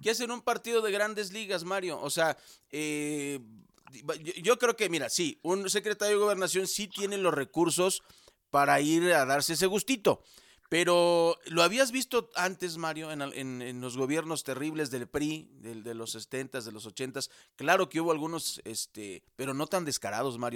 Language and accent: Spanish; Mexico; yo siento como mexicano